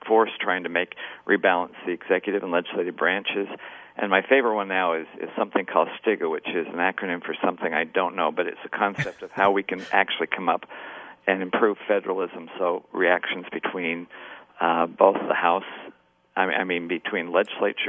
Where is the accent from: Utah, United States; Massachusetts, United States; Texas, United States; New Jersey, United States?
Utah, United States; Kaysville; now in Brigham City, United States; I was born and raised in Kaysville in Davis County, but I've lived roughly the last 40-plus years in Brigham City